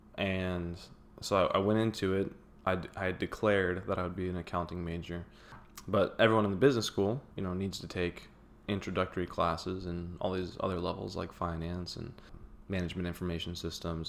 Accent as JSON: {"language": "English", "town": "Houston", "region": "Texas", "country": "United States", "tie": "born or raised there", "also_born_or_lived": "Waco", "said": "I grew up in the Houston area"}